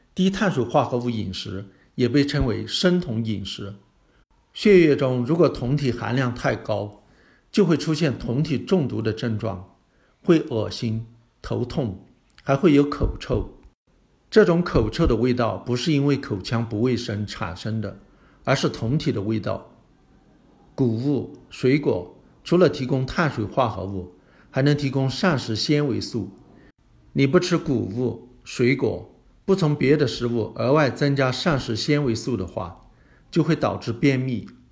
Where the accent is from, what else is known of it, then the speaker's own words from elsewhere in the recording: China; 我们中国人